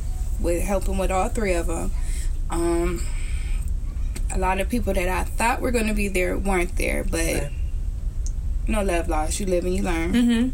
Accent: Youngstown, Ohio, United States; I grew up in Youngstown.

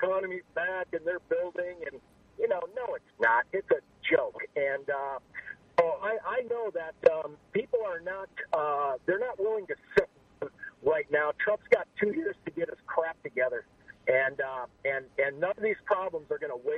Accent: Midwest, United States; moved away; I come from the Midwest

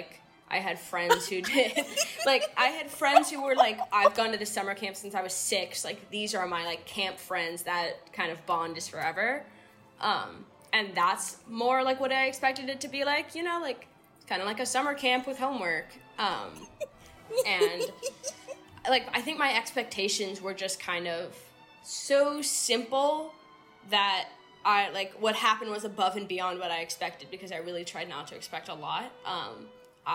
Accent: San Francisco, California, United States; moved away as an adult; now in Somerville, United States; I am from San Francisco, but I'm currently living in Somerville

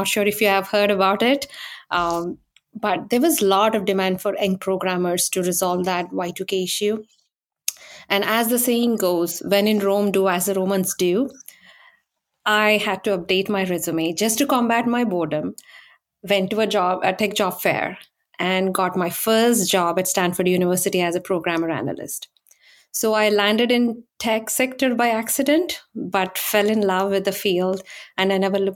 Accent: India; moved away as an adult; now in Silicon Valley, United States; I was born and raised in India

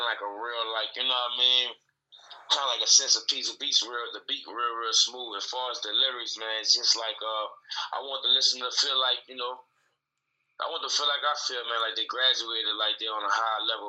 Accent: New Orleans, Louisiana, United States; now in Atlanta, United States; I'm from New Orleans, Louisiana originally

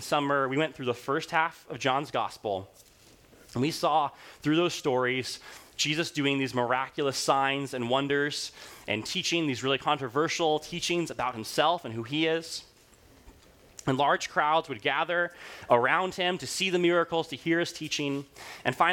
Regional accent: Rwanda; moved away; when I was growing up in Rwanda

